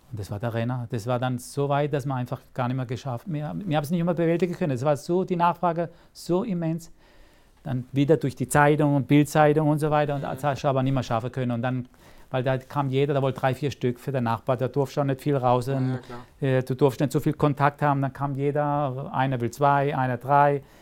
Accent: Rastatt, Baden-Württemberg, Germany; Ich bin hier {S0} in Rastatt {S1} geboren, gebürtiger Rastatter, fühle mich ja sehr wohl. Das ist meine Heimat.

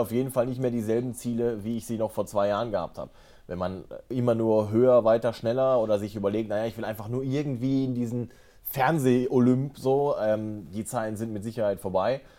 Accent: North Rhine-Westphalia, Germany; Ruhrgebiet ins Badische gezogen bin. Ich habe 18 Jahre bei dem einen Verein gespielt, äh, TUS Introp in meiner Heimat, wo mein Papa äh, heute noch Vorsitzender ist.

